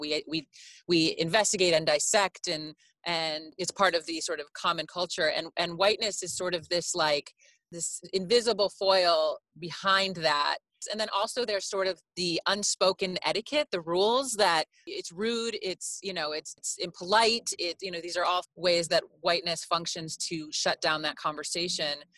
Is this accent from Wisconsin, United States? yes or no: no; Chicago, Illinois, United States; I'm Greek. I'm American. I'm from Chicago